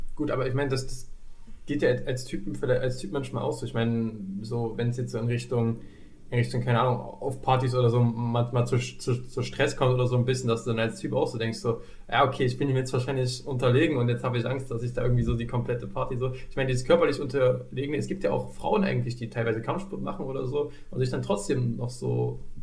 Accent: East Germany, Germany; ich bin ja ein Kind des Ostens

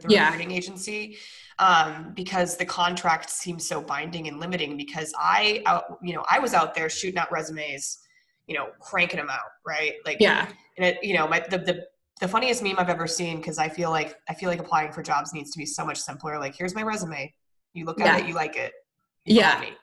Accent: Colorado, United States; moved away; I'm originally from Colorado.

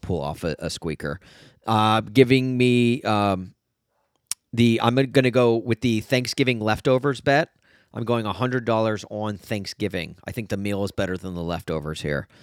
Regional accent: United States; I'm American

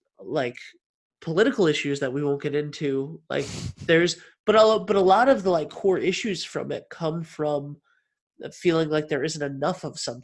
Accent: United States; speaking as an American

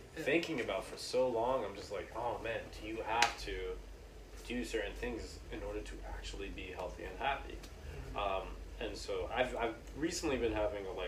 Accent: New York City, New York, United States; I'm from the Heights.

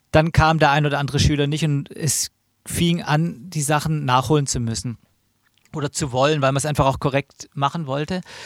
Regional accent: Stuttgart, Baden-Württemberg, Germany; moved away; Ich komme ja eigentlich auch aus Stuttgart oder aus der Gegend, habe da auch lang gelebt

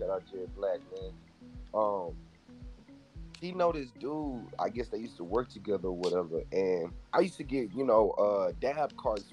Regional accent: Alexandria, Louisiana, United States; I'm from Louisiana, Alexandria to be exact

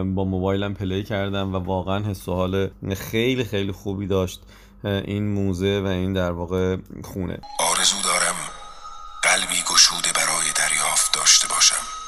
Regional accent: Iran; ما از ایران اومدیم

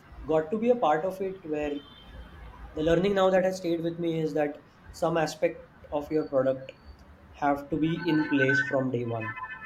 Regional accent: India; as an Indian, Indian startup

